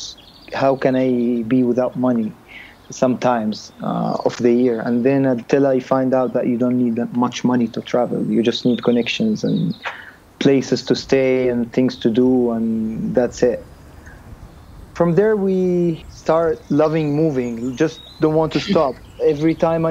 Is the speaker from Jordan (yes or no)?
yes; Jordan; moved away as an adult; also born or lived in United States; I'm from the Middle East, so not a lot of people know about my country